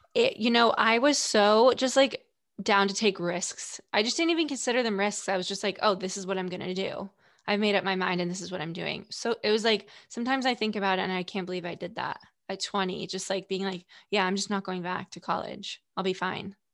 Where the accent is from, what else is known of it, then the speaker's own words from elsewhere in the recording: Stamford, Connecticut, United States; also born or lived in Greenwich, Connecticut; I'm from Stanford